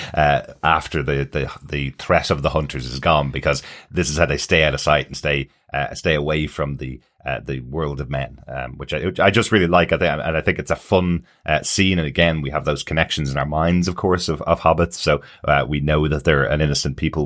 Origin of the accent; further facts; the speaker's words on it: Ireland; we're Irish